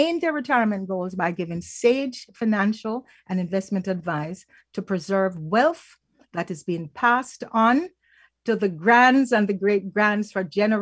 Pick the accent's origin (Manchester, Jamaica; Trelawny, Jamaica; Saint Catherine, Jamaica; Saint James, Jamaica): Trelawny, Jamaica; Falmouth; now in Canada; we hail from Falmouth in Jamaica, and our families go way back